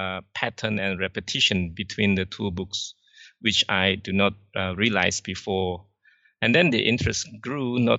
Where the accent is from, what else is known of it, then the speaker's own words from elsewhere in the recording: Indonesia; also born or lived in Singapore; I'm from Indonesia. I now live in Jakarta